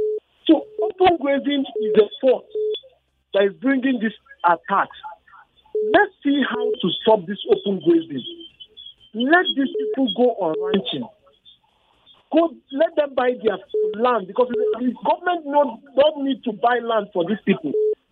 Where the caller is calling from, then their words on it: Bukuru, Plateau, Nigeria; I'm calling from Bukuru.